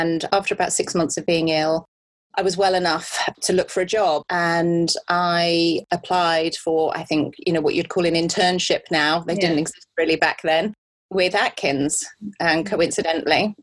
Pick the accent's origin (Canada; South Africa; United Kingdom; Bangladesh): United Kingdom; moved away as an adult; also born or lived in Cardiff / Australia / United States; I grew up near London